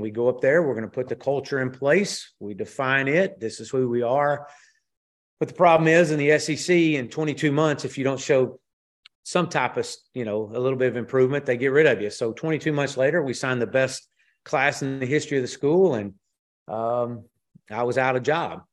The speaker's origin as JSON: {"language": "English", "region": "Texas", "country": "United States", "tie": "born or raised there", "moved": "as an adult", "said": "come back to Texas, to my home state"}